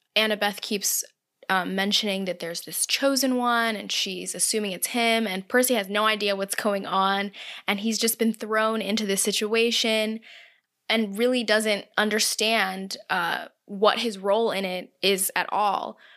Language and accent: English; Southern California, United States; moved away as an adult; also born or lived in New York City; I grew up in Southern California